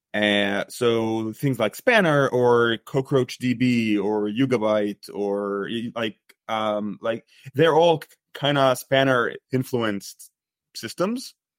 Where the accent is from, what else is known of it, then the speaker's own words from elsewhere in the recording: Egypt; moved away as an adult; now in United States; I grew up in Egypt. I studied computer science, and then I moved to the U S